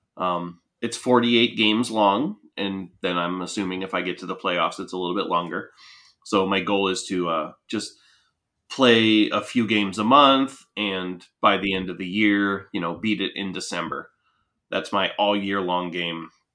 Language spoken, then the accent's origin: English; Punxsutawney, Pennsylvania, United States; I grew up in Punxsutawney